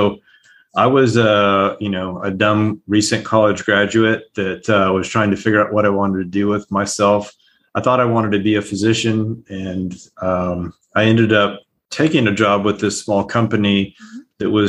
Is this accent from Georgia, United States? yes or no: no; El Paso, Texas, United States; also born or lived in Calgary; now in Houston, United States; So I grew up in El Paso and Calgary, so it's not terrible, but you get right.